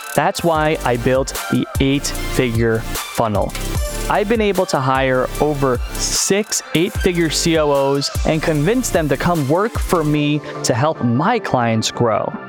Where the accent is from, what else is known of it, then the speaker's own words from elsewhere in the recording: United States; as an American